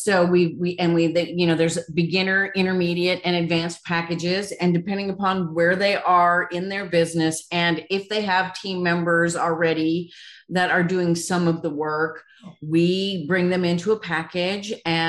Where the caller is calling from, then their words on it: Nashville, Tennessee, United States; I am in Nashville, Tennessee.